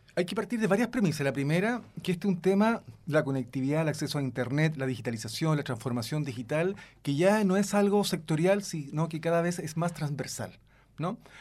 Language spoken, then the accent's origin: Spanish; Chile; Nosotros consumimos como chilenos